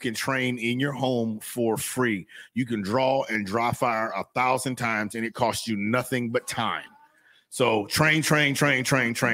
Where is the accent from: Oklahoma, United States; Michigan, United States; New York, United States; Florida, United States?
Florida, United States; I'm from Florida